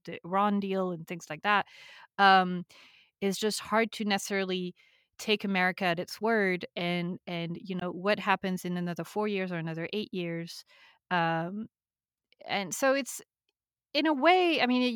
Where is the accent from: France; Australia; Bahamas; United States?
France; now in United Kingdom; I live in the UK. I'm from France, so Western